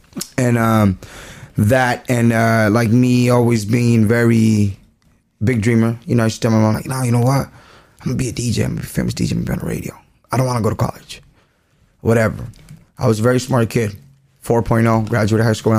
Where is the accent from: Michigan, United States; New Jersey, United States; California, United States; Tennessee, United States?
California, United States; Whittier; also born or lived in Guanajuato; I'm from Whittier